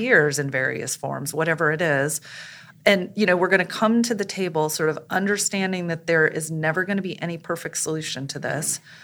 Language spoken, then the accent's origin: English; St. Louis, Missouri, United States; I'm originally from Saint Louis, Missouri.